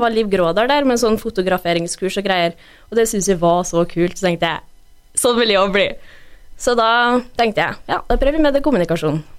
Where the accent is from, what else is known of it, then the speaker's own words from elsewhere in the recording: Brekken, Trøndelag, Norway; also born or lived in Røros / Mosjøen / United States; jeg er oppvokst i Brekken